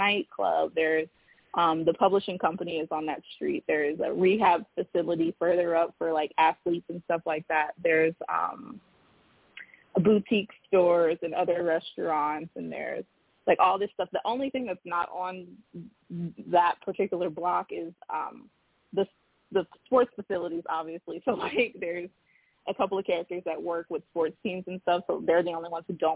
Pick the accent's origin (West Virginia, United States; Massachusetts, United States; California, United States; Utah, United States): California, United States; Los Angeles; I am from Los Angeles, which is a big city, but growing up, 10 million people